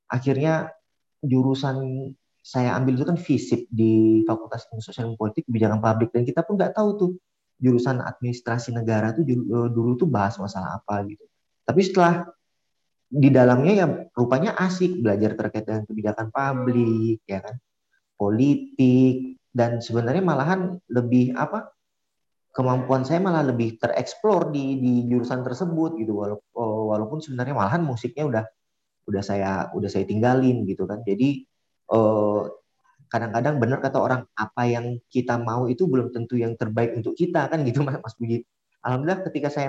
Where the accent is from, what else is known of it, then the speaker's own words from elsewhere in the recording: Sintang, West Kalimantan, Indonesia; now in Pontianak, Indonesia; saya asalnya dari Sintang, Kalimantan Barat.